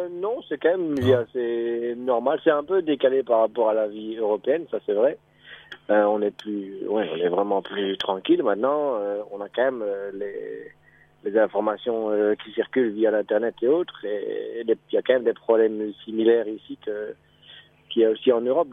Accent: Belgium; moved away as an adult; also born or lived in Mauritius; now in Seychelles; ça fait trois ans maintenant que que oui, j'ai quitté la Belgique

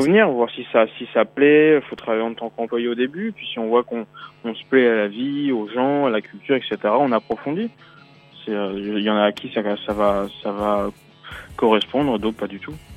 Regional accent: Brittany, France; also born or lived in Paris / Beijing; now in Shanghai, China; Je suis breton à la base

